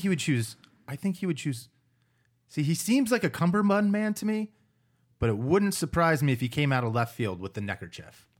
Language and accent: English; United States; me being an American